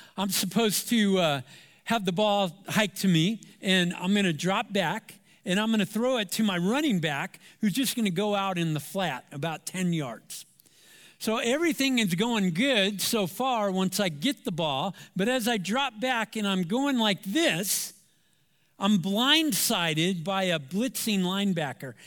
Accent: Anaheim, California, United States; I'm from Southern California, Anaheim, to be example, uh, to be specific. And I went to Savannah High School

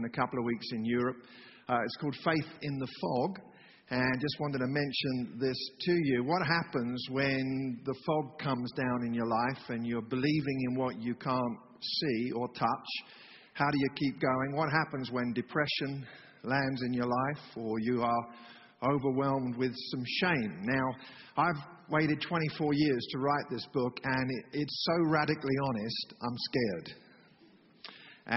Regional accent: England, United Kingdom; moved away; I'm from England

